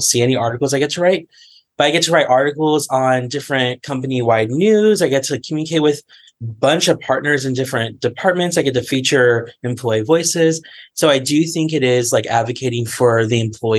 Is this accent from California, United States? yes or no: yes; California, United States; moved away as an adult; now in Washington, D.C., United States; I was from California. And in January, I moved all the way to Washington, D.C.